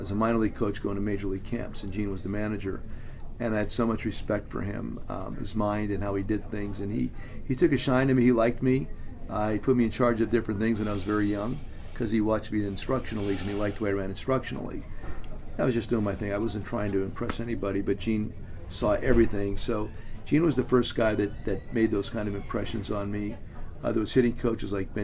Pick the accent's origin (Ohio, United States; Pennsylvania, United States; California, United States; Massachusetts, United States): Pennsylvania, United States; Hazleton; the Hazleton Integration Project in my hometown